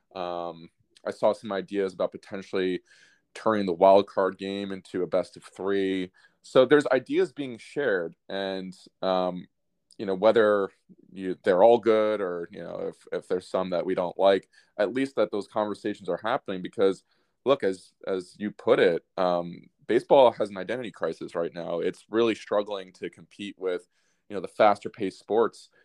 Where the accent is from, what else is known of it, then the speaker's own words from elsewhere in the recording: United States; I'm biased as an American